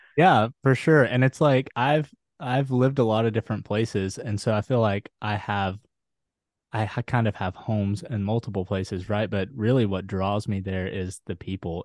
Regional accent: Huntsville, Alabama, United States; now in Netherlands; I'm currently living in Ada in the Netherlands, but I'm from Huntsville, Alabama.

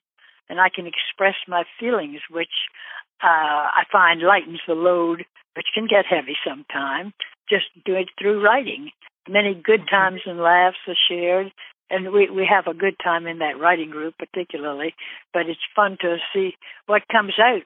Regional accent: Charleston, South Carolina, United States; moved away as an adult; also born or lived in Alabama; now in Louisville, United States; growing up in Charleston, South Carolina, and going kindergarten through high school at Ashley Hall

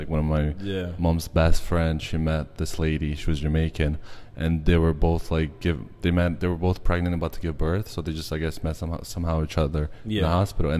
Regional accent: Brazil; Yeah, I'm from Brazil.

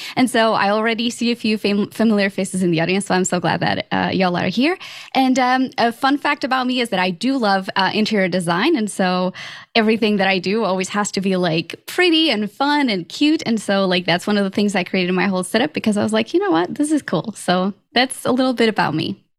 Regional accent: Portugal; moved away as an adult; also born or lived in London; now in Dallas, United States; I'm originally from Portugal

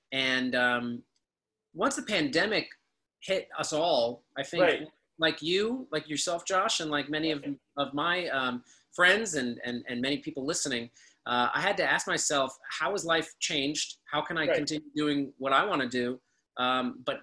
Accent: Los Angeles, California, United States; moved away as an adult; also born or lived in Pittsburgh / Chicago; I was born in Los Angeles, and my mom is an occasional actress

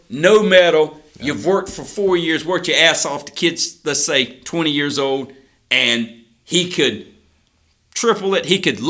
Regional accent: the South, United States; We are rednecks from the South

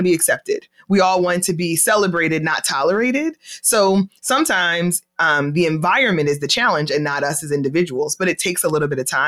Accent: Philadelphia, Pennsylvania, United States; I am originally from Philadelphia, born and raised in Philadelphia

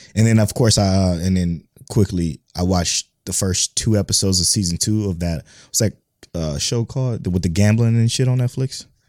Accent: United States; first language English; I speak English. I'm from America. That's the only language I know

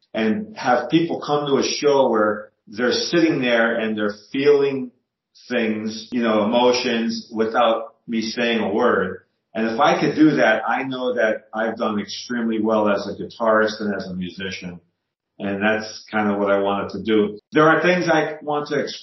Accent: Scranton, Pennsylvania, United States; I live in the Scranton, Pennsylvania area

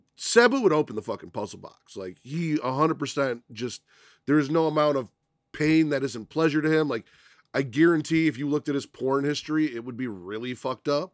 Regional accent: Chicago, Illinois, United States; I grew up on the South Side

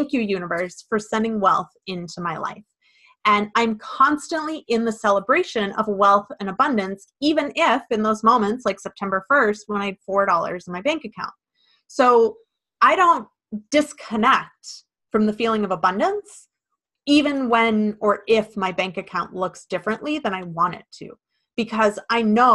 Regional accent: Midwest, United States; growing up in the Midwest

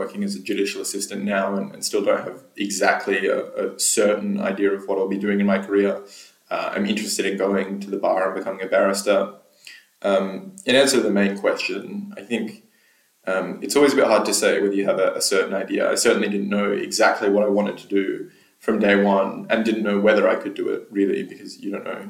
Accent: Australia; moved away as an adult; also born or lived in Cambridge, United Kingdom; now in London, United Kingdom; I'm from Australia originally, which is where I did my undergraduate and then Juris Doctor degrees in Australia.

